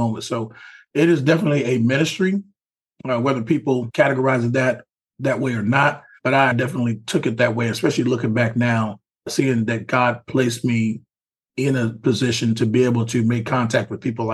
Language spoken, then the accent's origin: English; Houston, Texas, United States; I'm from Houston. I grew up in the hood, Third Ward